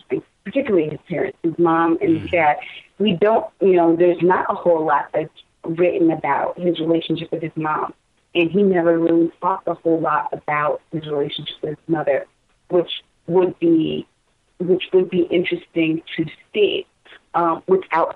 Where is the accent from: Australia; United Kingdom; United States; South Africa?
United States; Connecticut; I grew up in Connecticut